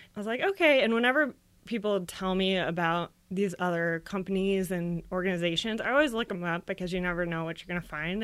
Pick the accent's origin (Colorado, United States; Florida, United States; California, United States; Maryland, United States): Florida, United States; I grew up in Florida